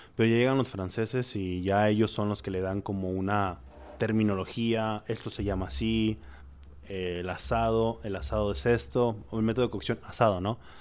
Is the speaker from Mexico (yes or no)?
yes; Monterrey, Nuevo León, Mexico; soy de Monterrey